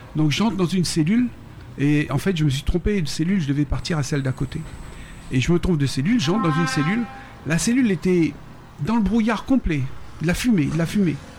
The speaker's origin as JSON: {"language": "French", "country": "Réunion", "tie": "born or raised there", "also_born_or_lived": "Paris, France / Peru", "moved": "yes", "lives_now": "Mexico", "said": "je retrouve mon île, je retrouve euh, les lieux"}